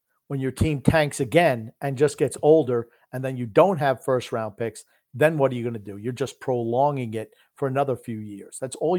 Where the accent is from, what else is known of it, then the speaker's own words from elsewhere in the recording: New York, United States; I am from New York.